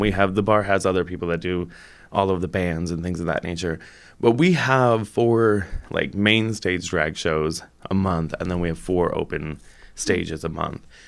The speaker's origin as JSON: {"language": "English", "town": "South Bend", "region": "Indiana", "country": "United States", "also_born_or_lived": "Iowa City", "moved": "yes", "lives_now": "Bloomington, United States", "said": "I'm from South Bend originally"}